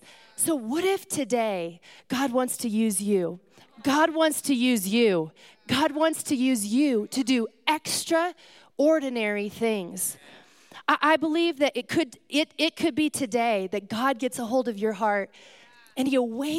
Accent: California, United States; I come from California

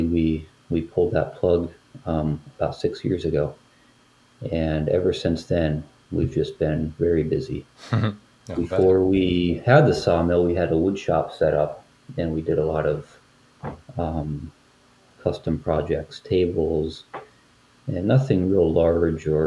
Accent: Northwest Pennsylvania, United States; my wife and I grew up in Pennsylvania, Northwest Pennsylvania

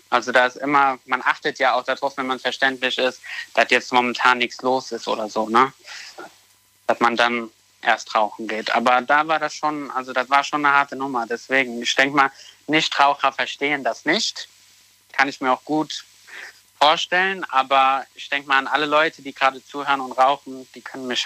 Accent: Koblenz, Rhineland-Palatinate, Germany; Aus Koblenz.

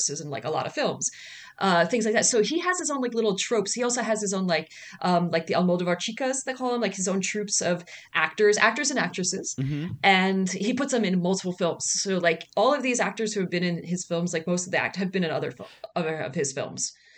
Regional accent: United States; I'm from America

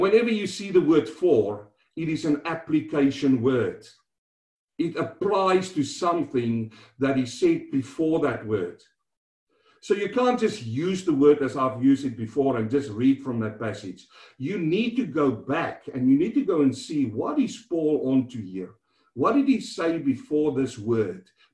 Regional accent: South Africa; now in Melbourne, Australia; growing up in South Africa, walking from school home

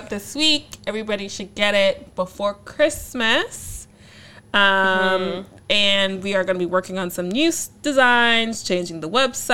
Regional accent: United States

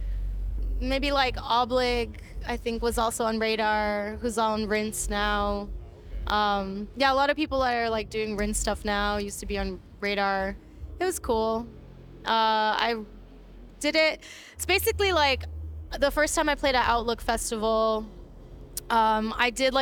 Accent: New York City, New York, United States; also born or lived in Japan; I grew up in the Bronx, I'm from New York

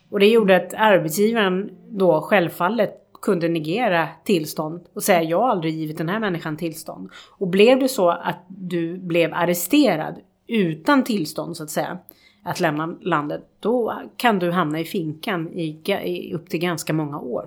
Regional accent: Sweden; som svenskar

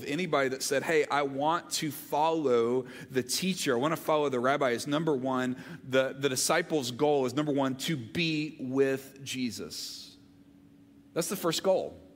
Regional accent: Olive Branch, Mississippi, United States; also born or lived in Montgomery, Alabama; now in Georgia, United States; I grew up in Olive Branch, Mississippi. My brother and I were both born in Montgomery, Alabama, and then when I was in fifth grade, we moved to Olive Branch

